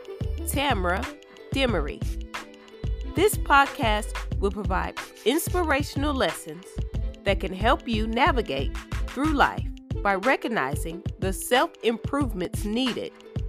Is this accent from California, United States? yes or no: no; Texas, United States; moved away; I'm from Texas also, so I love my home state.